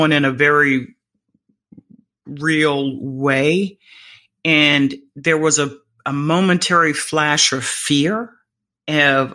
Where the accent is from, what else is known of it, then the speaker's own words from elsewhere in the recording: Florida, United States; I am from Florida